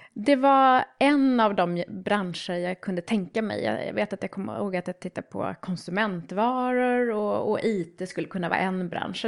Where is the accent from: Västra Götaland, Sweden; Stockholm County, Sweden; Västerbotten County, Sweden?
Stockholm County, Sweden; Trästa; jag är uppvuxen i en liten by uppe i Roslagen som heter Trästa